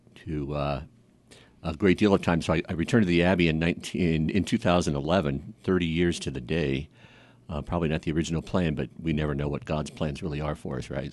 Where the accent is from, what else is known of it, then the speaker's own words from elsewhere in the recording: Kansas City, United States; also born or lived in Concordia, Kansas; I was born in Concordia, Kansas. and grew up the most, um, uh, the majority of my life in Kansas City